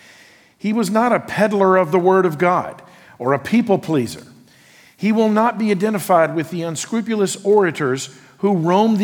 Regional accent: United States; who I am as an American

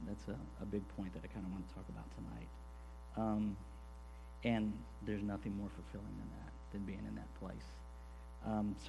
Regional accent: Corpus Christi, Texas, United States; now in Houston, United States; I grew up in Corpus, which is just down the coast from here. I moved up to Houston when I was 21

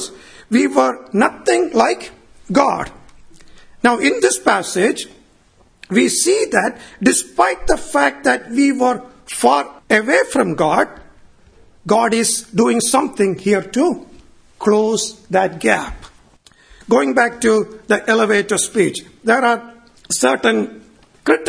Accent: Kerala, India; moved away; my hometown back in India, Kerala

